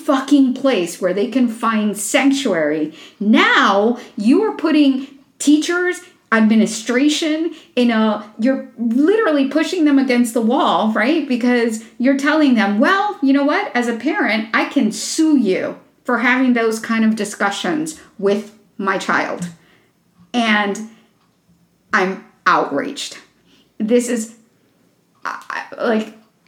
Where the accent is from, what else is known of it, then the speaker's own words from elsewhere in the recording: Florida, United States; my home state of Florida